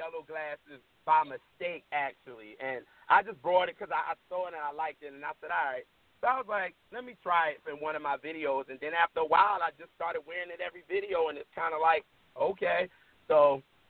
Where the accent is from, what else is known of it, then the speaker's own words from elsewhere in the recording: New York City, New York, United States; now in Baltimore, United States; I'm from Brooklyn.